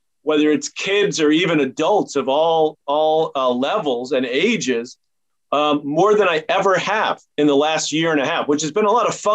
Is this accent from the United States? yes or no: yes; New York City, New York, United States; growing up in Douglaston, New York